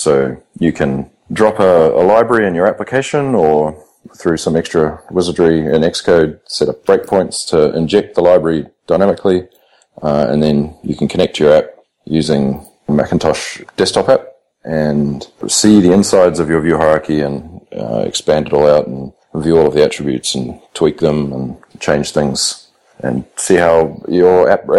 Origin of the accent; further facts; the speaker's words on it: New Zealand; now in Australia; I'm almost an Aussie. I've been here for 10 years or nearly 10 years. So, and considering becoming a citizen, so I'll be an adopted Aussie at some point.